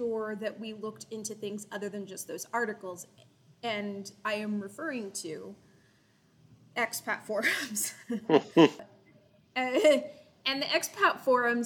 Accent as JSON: {"language": "English", "region": "Florida", "country": "United States", "moved": "as an adult", "lives_now": "Costa Rica", "said": "I'm from Florida"}